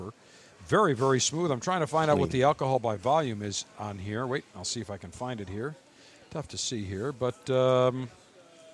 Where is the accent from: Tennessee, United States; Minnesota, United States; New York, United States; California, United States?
New York, United States; Buffalo; I grew up in Buffalo, right across the border from Canada